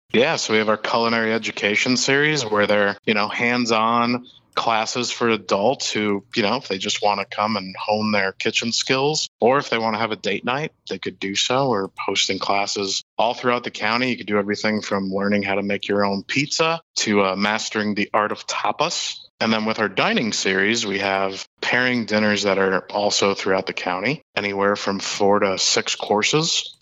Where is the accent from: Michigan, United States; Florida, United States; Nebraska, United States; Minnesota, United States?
Florida, United States; Hollywood; growing up in Hollywood my entire life and, you know, being a kid from South Florida